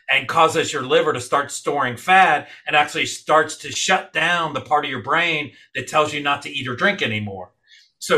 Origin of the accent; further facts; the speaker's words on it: New York City, New York, United States; moved away; I grew up, I was born in New York City. I grew up with my mom, rest her soul, you know, sharing that New York slice